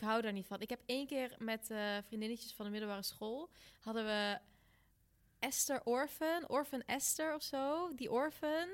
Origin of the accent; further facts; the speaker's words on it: North Brabant, Netherlands; ik kom uit Brabant en dan vieren we lekker carnaval